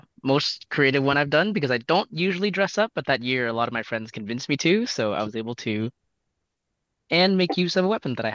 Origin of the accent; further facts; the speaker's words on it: Vancouver, British Columbia, Canada; I am totally blind. I'm from Vancouver.